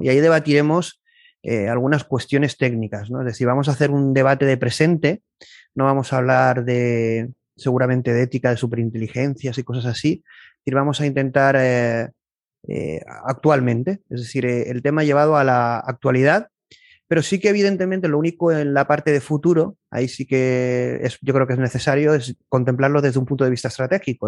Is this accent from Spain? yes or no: yes; Spain